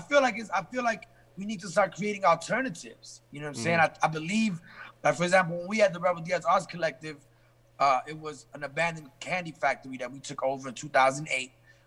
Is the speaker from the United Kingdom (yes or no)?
yes; England, United Kingdom; born there; And I was born in England as a result.